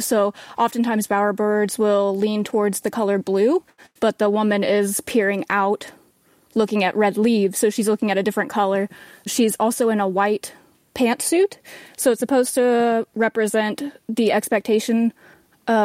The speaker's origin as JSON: {"language": "English", "town": "Marceline", "region": "Missouri", "country": "United States", "tie": "born or raised there", "also_born_or_lived": "Chicago", "said": "I grew up in Marceline, a very small town"}